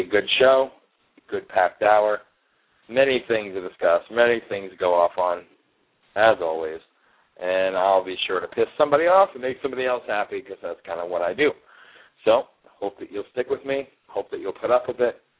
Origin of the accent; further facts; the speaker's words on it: Milford, Pennsylvania, United States; moved away; I grew up in Milford, Pennsylvania, which is about 20 minutes away from Newton, New Jersey